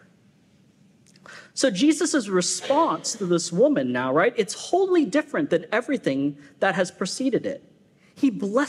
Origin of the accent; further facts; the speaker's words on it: West Coast, United States; moved away as an adult; also born or lived in Florida; now in Southern United States; I'm a West Coaster.